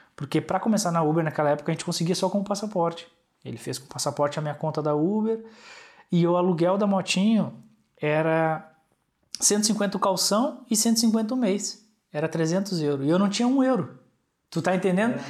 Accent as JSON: {"language": "Portuguese", "country": "Brazil", "moved": "yes", "lives_now": "Portugal", "said": "É comum de onde eu venho, do Brasil"}